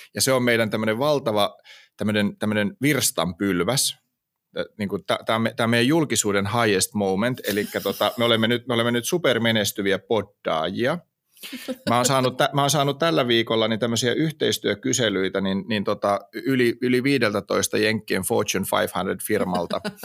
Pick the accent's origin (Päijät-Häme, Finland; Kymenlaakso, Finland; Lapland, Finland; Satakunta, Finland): Kymenlaakso, Finland; Hamina; mä oon kuitenkin Haminasta kotoisin